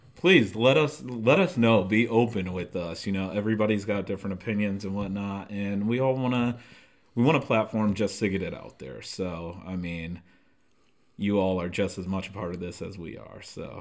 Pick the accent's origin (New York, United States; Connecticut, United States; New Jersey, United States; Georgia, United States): Connecticut, United States; Norwalk; moved away as an adult; now in San Diego, United States; I'm from Norwalk, Connecticut. Uh, born and raised